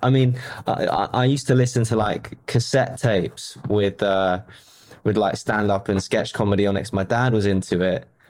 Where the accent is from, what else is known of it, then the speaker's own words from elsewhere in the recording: London, United Kingdom; I was born in London